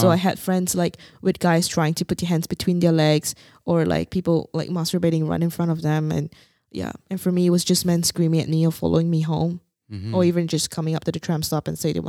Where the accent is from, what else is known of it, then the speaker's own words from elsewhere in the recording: Singapore; moved away; Because I came from Singapore and it's so safe.